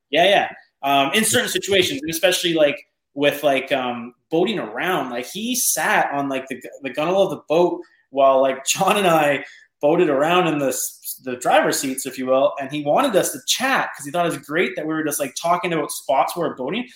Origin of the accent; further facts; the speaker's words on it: Canada; I'm from Canada